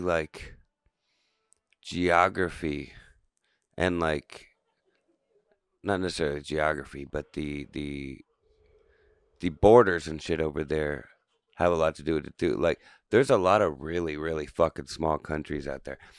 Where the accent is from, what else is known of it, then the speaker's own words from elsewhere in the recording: Canton, Ohio, United States; We'd be from, well, we are from Canton.